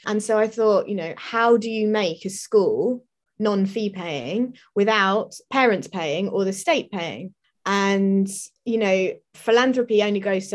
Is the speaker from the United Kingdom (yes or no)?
yes; London, United Kingdom; I grew up in South London